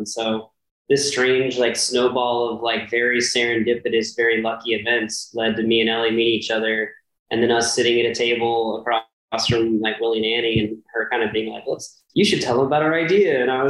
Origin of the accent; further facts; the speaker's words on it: New Braunfels, Texas, United States; I grew up in New Braunfels, Texas, which is very like musical city, same kind of deal.